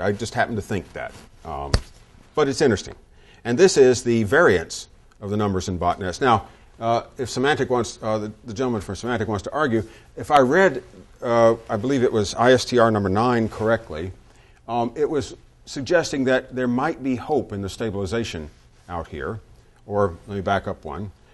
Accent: the South, United States; moved away; I grew up in the South. My dad worked for Textile Mills

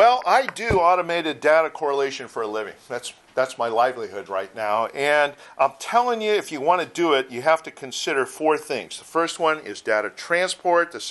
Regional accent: Chicago, Illinois, United States; now in Southern California, United States; I'm from Chicago originally, so I'm used to it

